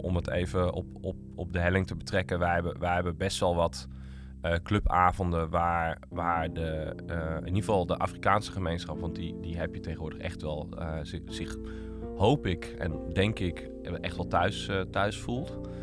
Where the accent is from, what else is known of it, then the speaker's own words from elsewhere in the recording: Utrecht, Netherlands; ik ben opgegroeid in Utrecht